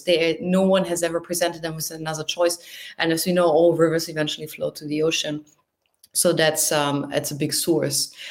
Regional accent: near the North Sea on the Dutch border, Lower Saxony, Germany; moved away as an adult; now in Tokyo, Japan; I'm from the north of Germany, close to the North Sea on the Dutch border

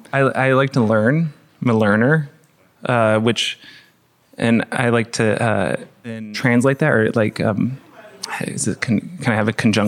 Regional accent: Portland, Oregon, United States; Well, we grew up in Portland, which has, I think, per capita, the highest amount of vegans in the country

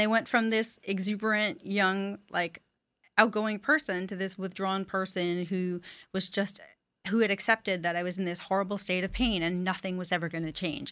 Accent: Montreal, Quebec, Canada; moved away as an adult; now in United States; I'm originally from Montreal, Canada.

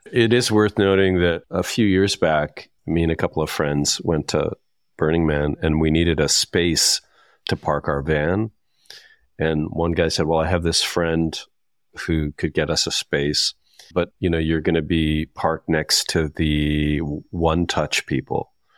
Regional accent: Saskatchewan, Canada; I'm from Saskatchewan

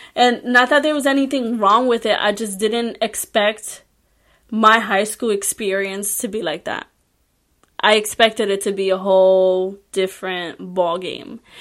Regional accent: Puerto Rico; English is a second language; I was born and raised in Puerto Rico

